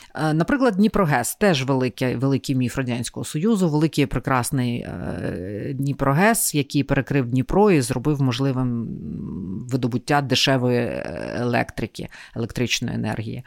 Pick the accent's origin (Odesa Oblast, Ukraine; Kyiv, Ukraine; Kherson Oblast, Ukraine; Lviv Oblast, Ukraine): Kyiv, Ukraine; ми ж кияни